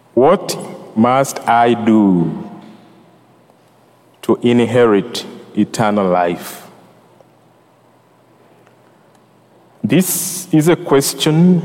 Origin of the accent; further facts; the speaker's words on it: Uganda; also born or lived in New Jersey; now in Greensboro, United States; I'm from Uganda